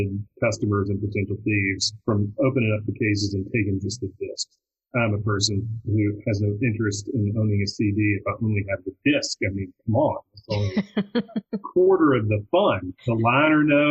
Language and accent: English; Shreveport, Louisiana, United States; moved away; also born or lived in Austin; I grew up in Shreveport, Louisiana.